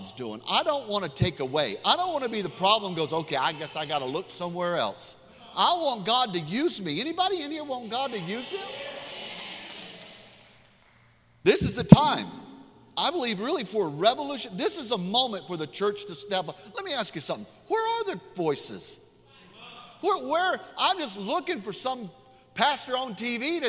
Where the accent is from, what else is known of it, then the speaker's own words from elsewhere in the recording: Mississippi, United States; I'm from Mississippi.